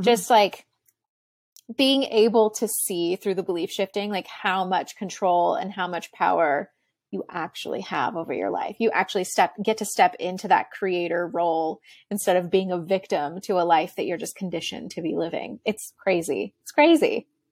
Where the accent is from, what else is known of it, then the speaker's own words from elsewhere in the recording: Texas, United States; I grew up in Texas and, like, Southern United States